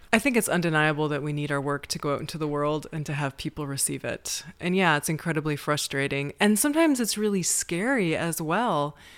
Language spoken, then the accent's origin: English; Amherstburg, Ontario, Canada; moved away as an adult; now in Prague, Czech Republic; I'm from Amherstburg, Ontario, which is in southwestern Ontario, Canada. The nearest big city is Detroit, Michigan. and I grew up on a small farm in Canada, about thirty minutes from Detroit